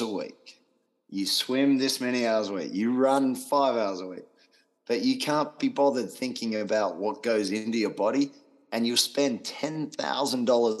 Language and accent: English; Australia; being Australian, I am very blunt